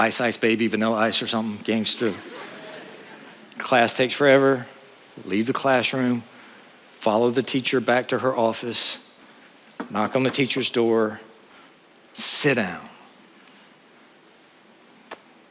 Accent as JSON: {"language": "English", "town": "Honea Path", "region": "South Carolina", "country": "United States", "tie": "born or raised there", "moved": "yes", "said": "I grew up in Honeyapath, South Carolina"}